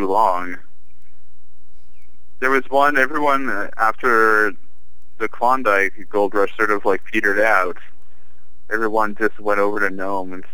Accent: Regina, Saskatchewan, Canada; moved away as an adult; also born or lived in Calgary, Alberta / Montreal; now in Toronto, Canada; I'm originally from Saskatchewan. From Regina, Saskatchewan.

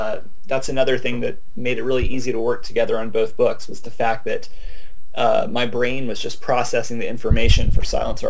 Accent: Arkansas, United States; also born or lived in Alabama / Mississippi; You know, I grew up in Arkansas, Alabama, Mississippi. My family's all from Mississippi.

